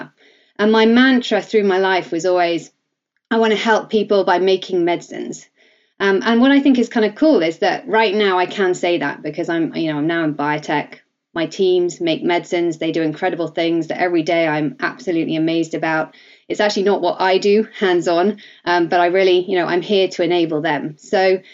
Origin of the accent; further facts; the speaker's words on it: Surrey, South East England, United Kingdom; accent: English; as you can probably hear, I'm English. I'm kind of born and bred Surrey girl